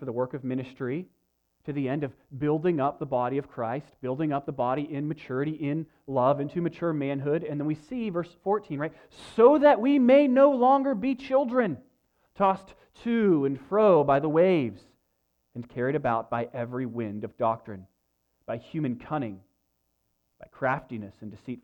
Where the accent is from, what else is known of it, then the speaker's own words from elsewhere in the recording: United States; as Americans